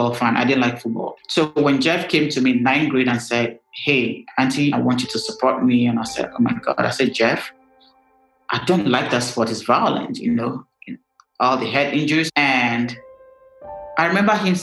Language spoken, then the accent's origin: English; Nigeria; me being Nigerian